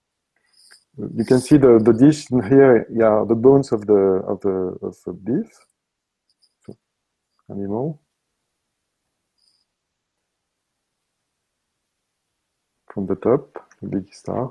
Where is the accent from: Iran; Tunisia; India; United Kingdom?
Tunisia; English is a second language; moved away; I'm coming from Tunisia, my origin